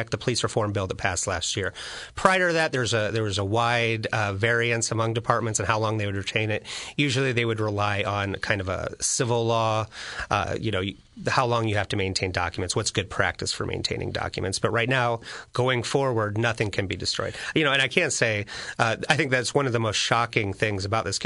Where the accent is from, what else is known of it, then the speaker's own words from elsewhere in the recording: Springfield, Illinois, United States; I grew up in Springfield, too.